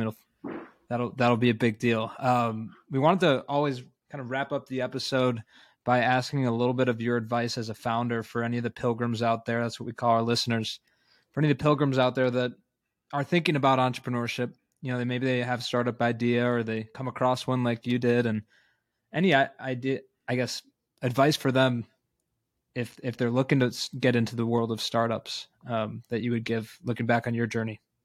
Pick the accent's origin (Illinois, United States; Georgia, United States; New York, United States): Illinois, United States; Chicago; that being my hometown